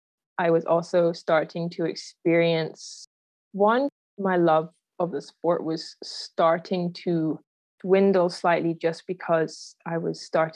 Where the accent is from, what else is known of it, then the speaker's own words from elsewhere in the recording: Yorkshire and the Humber, United Kingdom; also born or lived in Aberdeen, Scotland; now in Canada; I was born in Aberdeen in Scotland and then moved down to Yorkshire in Northern England when I was 7 years old. But then my dad still lived in Scotland. So I really did kind of grow up moving between the two places